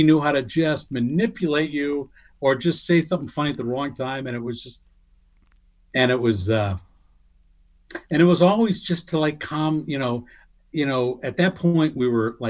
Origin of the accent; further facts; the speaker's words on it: Ireland; Cause as I said, I'm Irish.